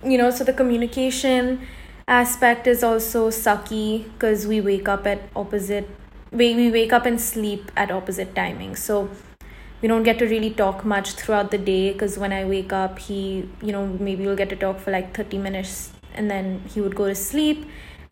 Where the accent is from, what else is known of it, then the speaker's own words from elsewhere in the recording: India; moved away; also born or lived in Los Angeles, United States; I'm Indian